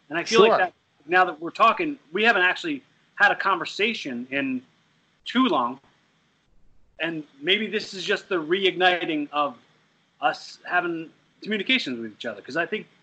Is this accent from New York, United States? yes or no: no; Bucks County, Pennsylvania, United States; I grew up, I was like in the suburbs So I'm from Bucks County too. I currently live in Bucks County